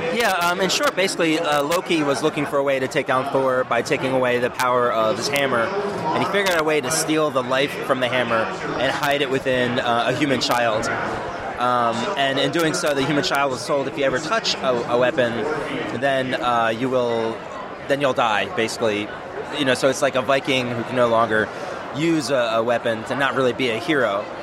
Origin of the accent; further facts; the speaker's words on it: East Coast, United States; moved away as an adult; now in Northwest, United States; I'm from the East Coast